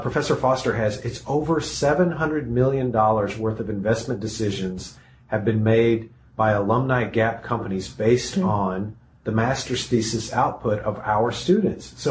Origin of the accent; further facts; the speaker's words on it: East Texas, United States; now in California, United States; I grew up in Texas. I grew up in East Texas